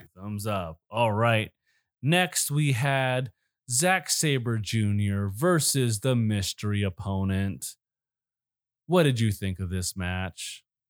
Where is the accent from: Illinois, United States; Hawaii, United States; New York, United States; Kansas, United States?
Illinois, United States; Chicago; I was born right around Chicago